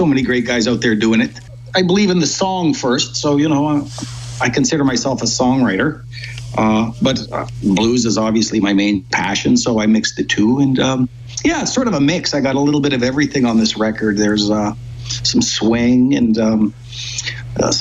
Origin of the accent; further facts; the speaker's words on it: Yukon, Canada; growing up in Yukon, my parents always owned live venue clubs